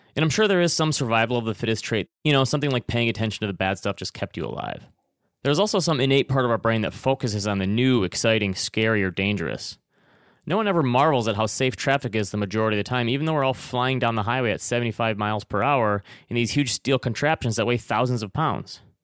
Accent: Traverse City, Michigan, United States; moved away; my hometown of Traverse City, Michigan

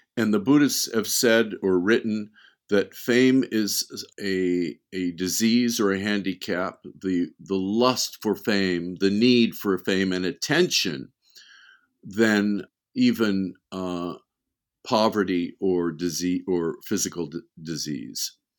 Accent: Beverly Hills, California, United States; also born or lived in Wisconsin; we moved to Beverly Hills when I was, I think I was eight years old

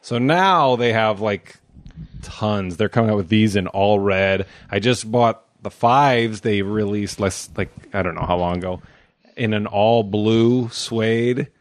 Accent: Omaha, Nebraska, United States; I grew up in Omaha, Nebraska

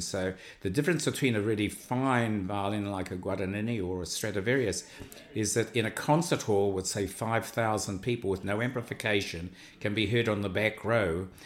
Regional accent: New Zealand

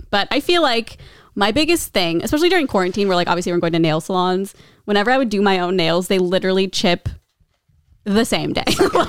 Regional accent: Midwest, United States; I'm from the Midwest.

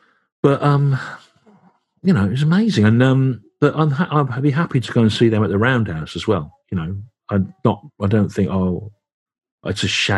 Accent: England, United Kingdom; accent: Midlands; moved away; I've not lived in the Midlands for 33 years, you know. But I found my accent would get stronger and stronger the more time I spent there, as if I was reverting back to my actual real self

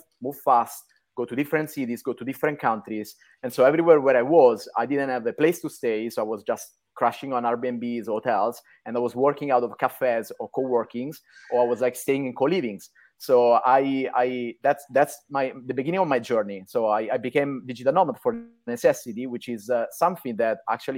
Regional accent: Rome, Lazio, Italy; moved away as an adult; also born or lived in New York; I'm Italian, born and raised in Rome

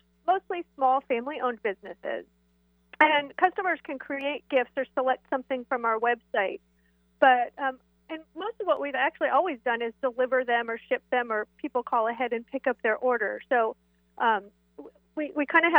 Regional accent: East Side, Washington, United States; I have so many fond memories of my home here on the East Side

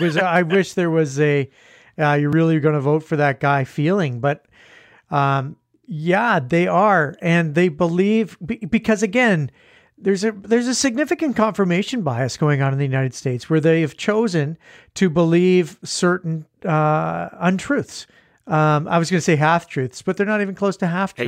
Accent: Canada; we're Canadian

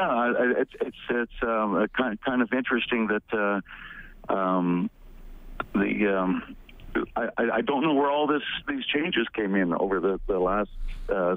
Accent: Edmonton, Alberta, Canada; moved away as an adult; now in San Antonio, United States; I'm from Edmonton, but I've been down here about 7 years.

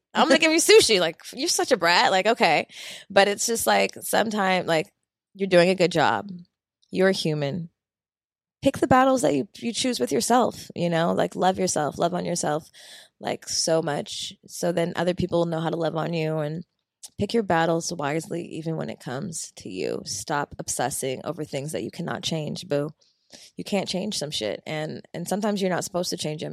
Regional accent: Philadelphia, Pennsylvania, United States; moved away; Philly's my, my hometown

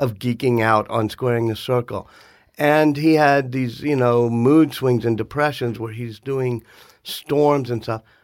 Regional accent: New Orleans, Louisiana, United States; growing up in New Orleans

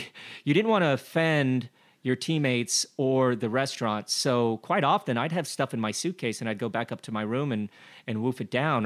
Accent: Glenwood Springs, Colorado, United States; I grew up in Glenwood Springs, Colorado, where the only fish that we had was rainbow trout

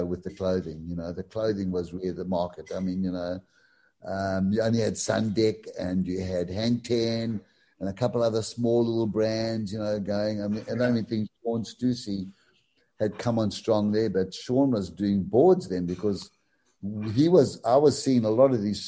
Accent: Durban, KwaZulu-Natal, South Africa; in my area in Glenwood, which was possibly like 5 or 4 miles from the beach

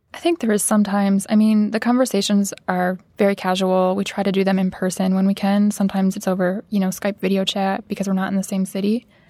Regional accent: Midwest, United States; growing up in the Midwest, I didn't have a lot of family or friends who I could look up to who worked creative type jobs

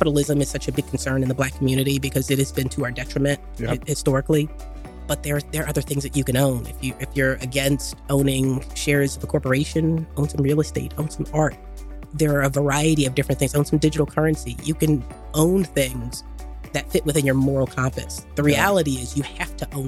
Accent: Philadelphia, Pennsylvania, United States; So I'm born and raised in Philly, South Philly.

